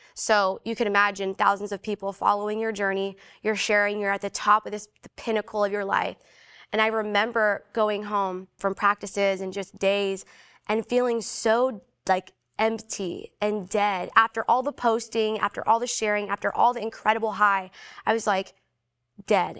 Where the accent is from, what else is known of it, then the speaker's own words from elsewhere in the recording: Philippines; I'm Filipino